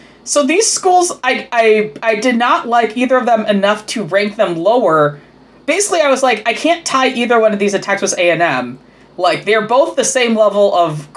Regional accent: Chicago, Illinois, United States; I grew up in the Chicagoland area

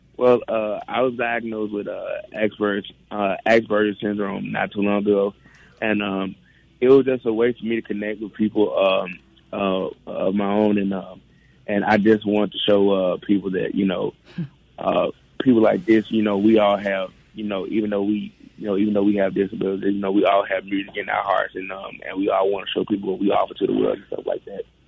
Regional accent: Clarksdale, Mississippi, United States; me coming from a historical town like Clarksdale

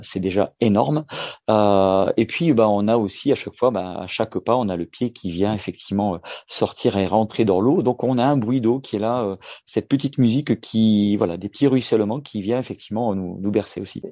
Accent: Valenciennes basin, the North, Hauts-de-France, France; moved away as an adult; now in Perpignan, France; en tant que ch'ti, hein, je suis natif du, du nord, euh, du côté du, bassin du Valenciennois

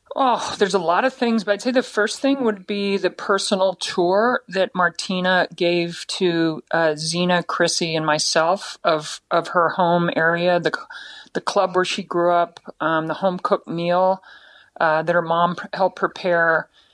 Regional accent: United States; we come from the United States, a, a free country

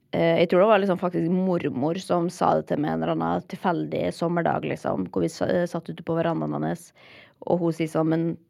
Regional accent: Molde, Møre og Romsdal, Norway; moved away as an adult; also born or lived in Oslo; da jeg flytta fra Molde da, etter videregående

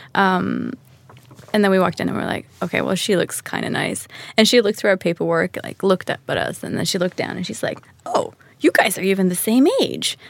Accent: Stockholm, Stockholm County, Sweden; moved away as an adult; also born or lived in Manhattan, New York; Born and raised in Stockholm.

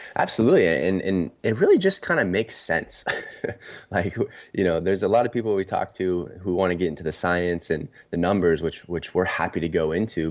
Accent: San Diego, California, United States; also born or lived in Seattle / Los Angeles; born and raised in San Diego

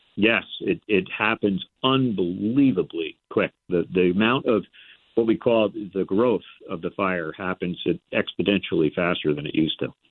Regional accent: Port Washington, New York, United States; now in Connecticut, United States; I grew up on Long Island, so it was in Port Washington, in New York.

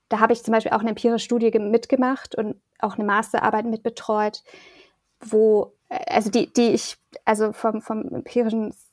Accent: Erlangen, Bavaria, Germany; now in Bonn, Germany; Also ich komme jetzt aus Erlangen, da wurde das auch schon so gelebt und geprägt, aber in Bonn jetzt mit, mit der Gruppe ist es schon nochmal forcierter

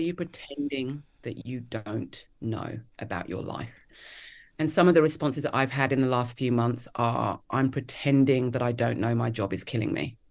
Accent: Kent and Hertfordshire, South East England, United Kingdom; moved away as an adult; also born or lived in London, England; now in Melbourne, Australia; I grew up in Kent, um, and Hertfordshire in the U K

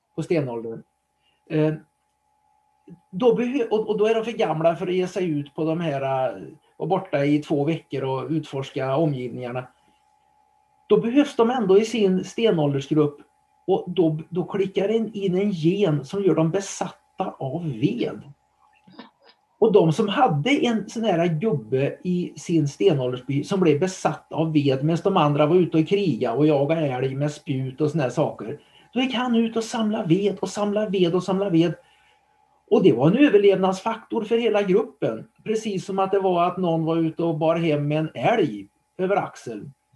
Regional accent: Trollhättan, Västra Götaland, Sweden; Trollhättan då där jag bodde, eller bor fortfarande, och drar ut den 20 kilometer runt om så var det nog min hembygd

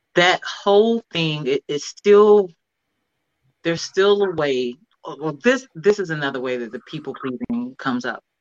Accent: Cleveland, Ohio, United States; moved away; also born or lived in California; I'm from Cleveland, but I moved to California

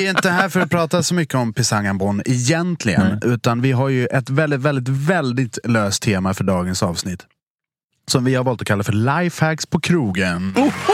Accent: Dalarna County, Sweden; moved away; also born or lived in Stockholm; jag är från Dalarna då från början

